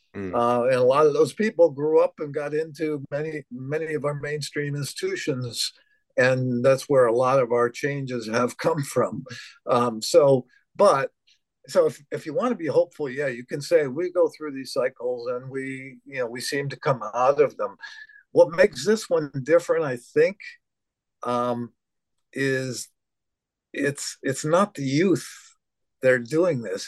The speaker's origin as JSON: {"language": "English", "country": "United States", "said": "speaking as an American"}